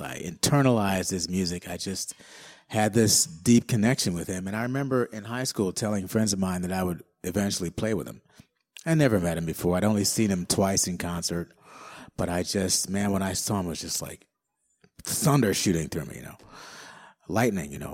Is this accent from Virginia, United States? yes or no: no; Detroit, Michigan, United States; I'm from Detroit. And, um, so obviously I grew up with Motown